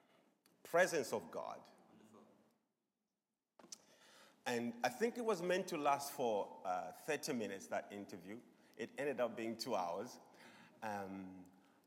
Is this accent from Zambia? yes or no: yes; Zambia; moved away as an adult; also born or lived in Swaziland; I'm originally from Zambia.